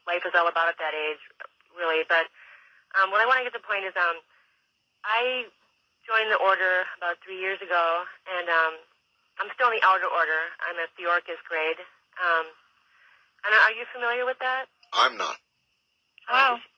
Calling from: Honolulu, Hawaii, United States; I'm calling from Honolulu

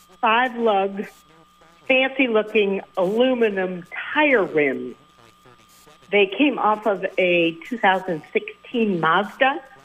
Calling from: Middlebury, Vermont, United States; from Middlebury.

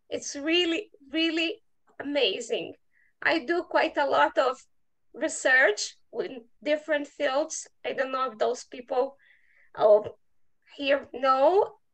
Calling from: Curitiba, Paraná, Brazil; I'm zooming from Brazil, from South Brazil, from a city called Curitiba.

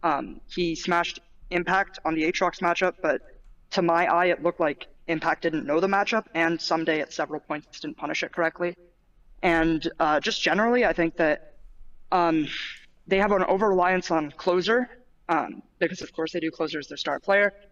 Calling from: Santa Monica, California, United States; Um, Santa Monica, California.

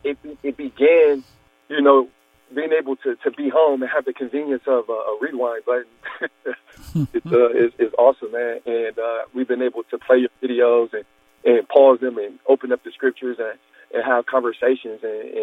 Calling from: Akron, Ohio, United States; Akron, Ohio.

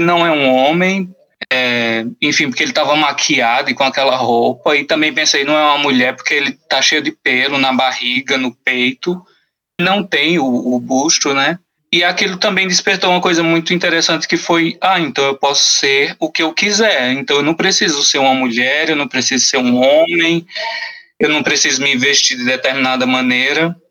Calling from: São Paulo, Brazil; Eu falo de São Paulo, capital

